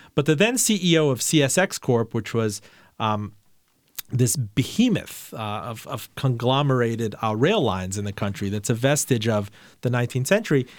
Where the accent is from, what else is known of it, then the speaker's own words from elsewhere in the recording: Miami, Florida, United States; moved away as an adult; somebody growing up in Miami